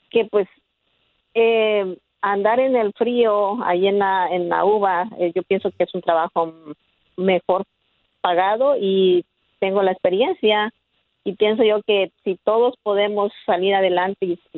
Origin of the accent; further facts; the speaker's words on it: Oaxaca, Mexico; now in United States; Mire, yo soy este, originaria de Oaxaca. Tengo, llegué aquí a Estados Unidos hace 23 años.